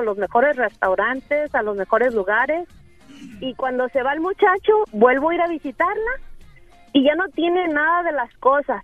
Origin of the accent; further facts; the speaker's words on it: Guadalajara, Jalisco, Mexico; now in Phoenix, United States; soy de Guadalajara